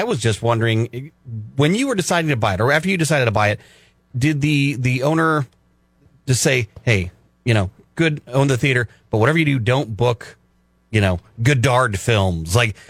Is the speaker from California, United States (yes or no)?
yes; Los Osos, California, United States; I grew up in Los Osos, went to Morro Bay High School